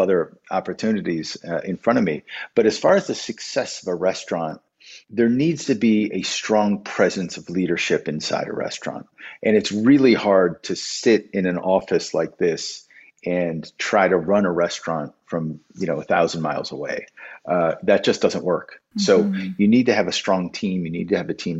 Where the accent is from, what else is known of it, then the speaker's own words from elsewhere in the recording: Waterbury, Connecticut, United States; Even though I grew up in New England, I grew up in that Waterbury, Connecticut is that border